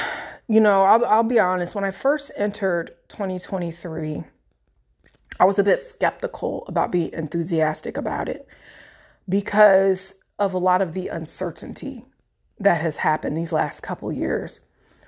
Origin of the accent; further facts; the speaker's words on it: Illinois, United States; now in Florida, United States; I'm from Central Illinois. I now live in the Sunshine State in Florida with my husband and our boys.